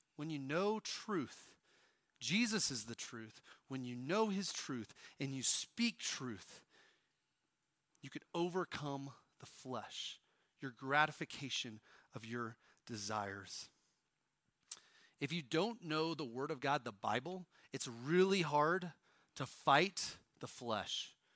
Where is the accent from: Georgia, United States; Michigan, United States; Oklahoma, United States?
Oklahoma, United States; If you wonder how I can do that accent so well, I'm from Oklahoma